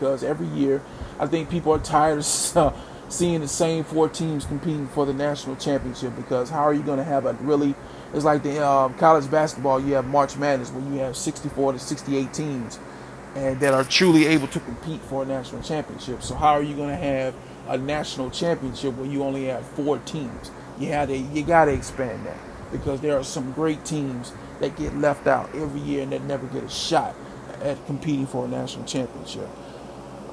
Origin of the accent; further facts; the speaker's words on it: Mississippi, United States; my home state of Mississippi, where I was born and raised